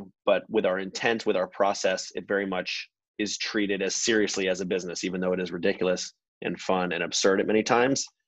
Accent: Atlanta, Georgia, United States; moved away; also born or lived in Bay Area, California / Los Angeles, California; I am from Atlanta, Georgia, originally. Moved out to the Bay Area in 2001.

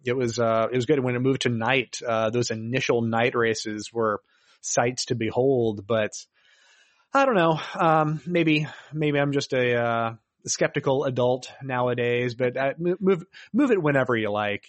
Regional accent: Daytona Beach, Florida, United States; I was raised in Daytona

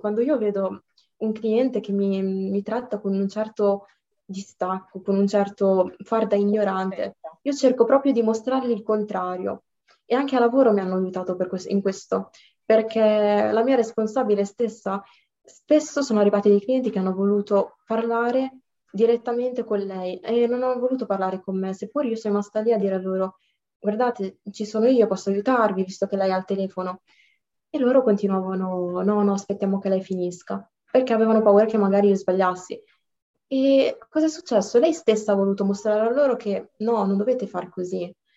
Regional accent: Italy; io sono originaria dal Marocco però sono nata e cresciuta qua

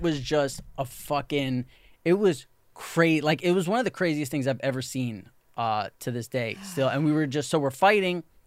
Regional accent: New York City, New York, United States; when you grow up in New York City

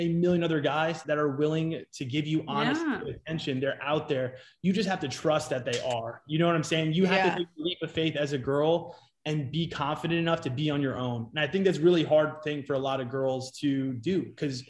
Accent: New York, United States; now in Scottsdale, United States; I'm originally from New York. And I moved out to Arizona.

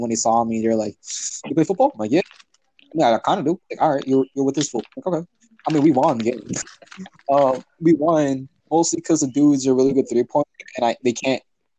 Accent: Los Angeles, California, United States; I came from Los Angeles.

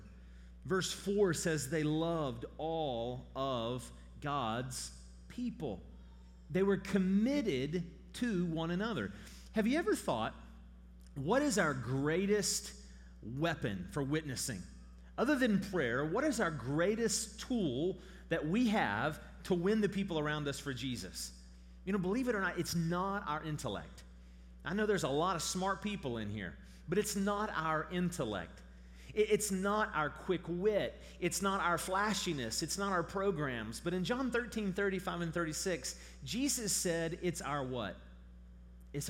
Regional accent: St. Albans, West Virginia, United States; also born or lived in Charleston, West Virginia; I'm from here. I grew up in St. Albans. I was born in Charleston.

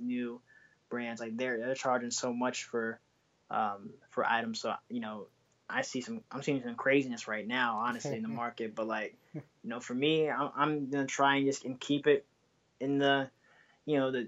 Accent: Bay Area, California, United States; now in Washington, DC, United States; I'm originally from the Bay Area

